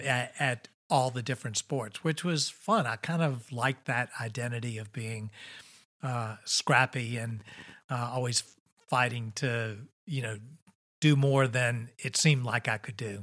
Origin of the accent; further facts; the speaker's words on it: Richmond, Virginia, United States; I grew up here in Richmond, Virginia